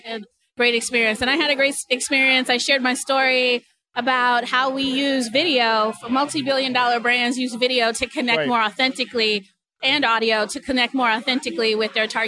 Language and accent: English; Boston, Massachusetts, United States; moved away as an adult; also born or lived in New York; now in Seattle, United States; Originally, I'm from Massachusetts, but I spent from Boston, Roxbury, Massachusetts